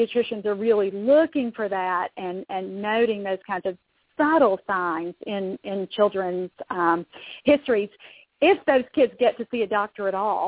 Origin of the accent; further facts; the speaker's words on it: Kentucky, United States; I'm from Kentucky